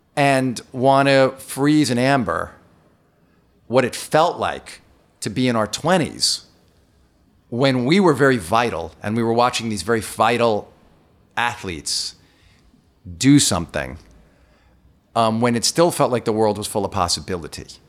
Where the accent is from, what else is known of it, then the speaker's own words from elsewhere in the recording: New York, United States; I'm from New York